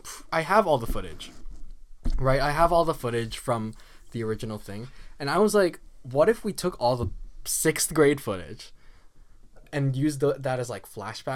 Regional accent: Halton, Ontario, Canada; we're from Halton, that's Ontario.

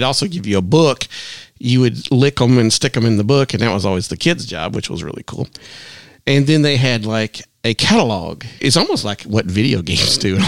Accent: Texas, United States; now in Jackson, United States; we had Gibson's where I grew up in Texas

